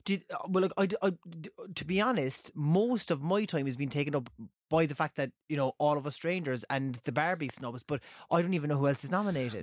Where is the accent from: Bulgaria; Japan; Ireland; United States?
Ireland; Cork, Munster; I'm from Cork